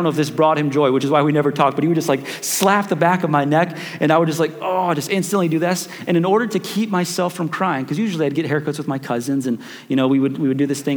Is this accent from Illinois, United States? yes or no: yes; Chicago, Illinois, United States; we grew up in Chicago